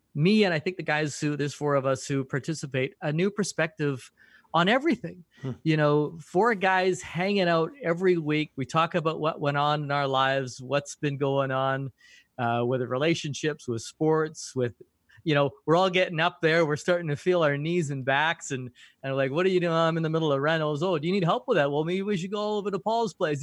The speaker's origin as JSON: {"language": "English", "country": "Canada", "said": "as a Canadian, I curl a lot."}